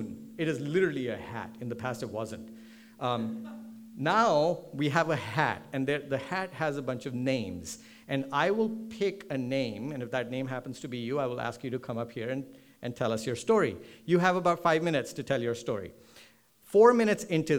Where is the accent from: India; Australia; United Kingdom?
India; Delhi; moved away as an adult; also born or lived in Chicago; now in Seattle, United States; I grew up in Delhi, then I moved to Chicago, and I was there for my bachelor's.